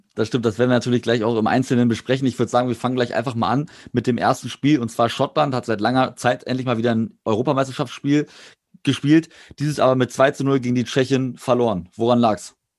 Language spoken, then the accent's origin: German; Germany; als Deutscher